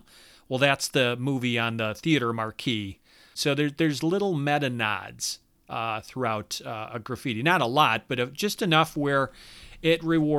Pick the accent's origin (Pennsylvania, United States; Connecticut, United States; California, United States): California, United States; Modesto; I spent 4 years of my life cruising the main street of my hometown, Modesto, California.